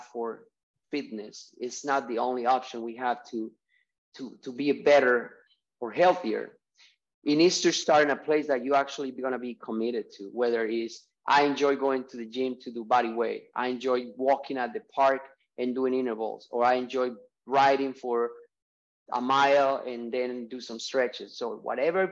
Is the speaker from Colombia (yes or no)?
yes; Colombia; moved away as an adult; I'm from Colombia. I moved here when I was 19, 23 years ago